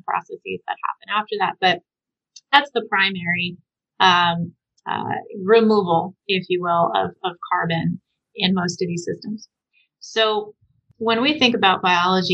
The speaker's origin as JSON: {"language": "English", "region": "Southwest", "country": "United States", "tie": "born or raised there", "said": "I grew up in the Southwest"}